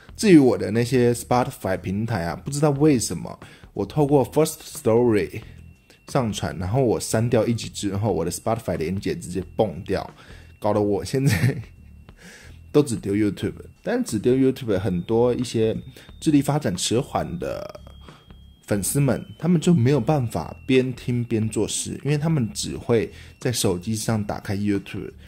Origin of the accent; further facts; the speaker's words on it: Taiwan; accent: Taiwanese accent; 身为一个台湾人